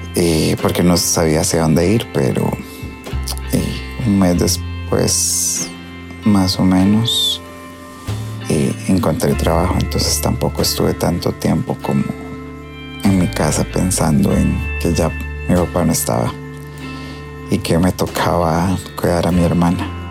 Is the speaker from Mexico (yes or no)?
no; Hojancha, Guanacaste, Costa Rica; nosotros somos de Ojanche